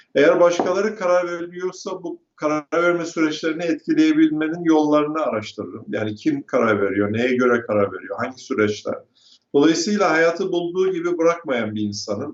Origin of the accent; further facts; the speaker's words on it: Turkey; moved away as an adult; now in United States; doğup büyüdüğüm ülkeye ve yaşadığım ülkeye